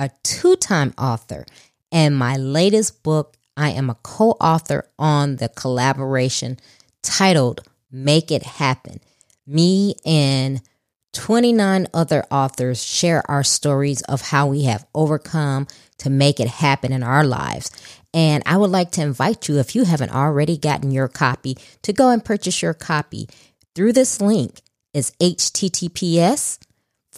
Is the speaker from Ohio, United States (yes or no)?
no; Chicago, Illinois, United States; now in Houston, United States; I was born and raised in Chicago, so that's my hometown